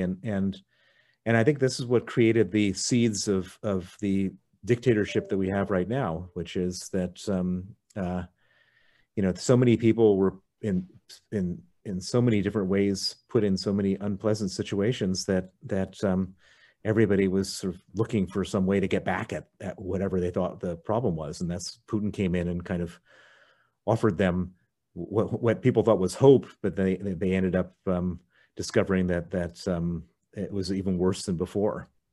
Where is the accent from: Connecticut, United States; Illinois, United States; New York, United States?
Illinois, United States; Chicago; also born or lived in Princeton, New Jersey; I was born in Princeton, New Jersey, um, grew up in Chicago